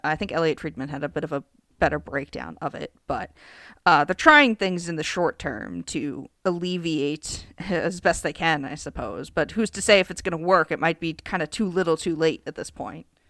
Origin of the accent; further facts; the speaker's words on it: United States; I'm American.